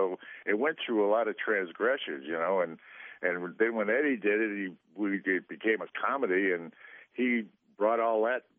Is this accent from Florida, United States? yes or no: no; Enfield, Connecticut, United States; also born or lived in Springfield, United States; I was actually born in Springfield, Mass, and grew up in Enfield, Connecticut, which is right across the border.